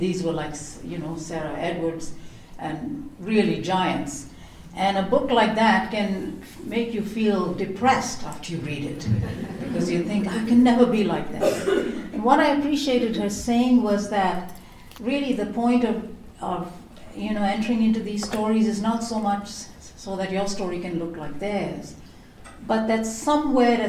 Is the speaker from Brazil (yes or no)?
no; India; I grew up in India.